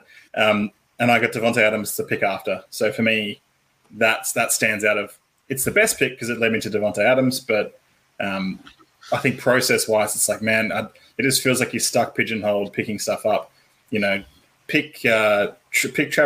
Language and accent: English; Australia; We have many words in Australia for this piece of clothing